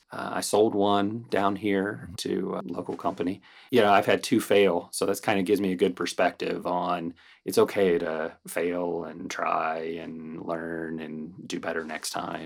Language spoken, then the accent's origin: English; Ohio, United States; moved away as an adult; also born or lived in Cleveland, Ohio; now in Wesley Chapel, United States; I'm from Ohio.